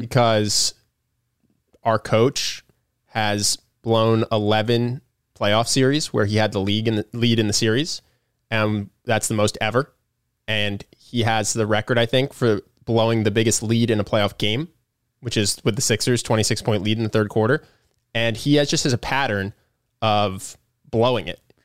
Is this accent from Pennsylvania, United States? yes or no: yes; Philadelphia, Pennsylvania, United States; I'm from Philly. I'm a Philly sports fan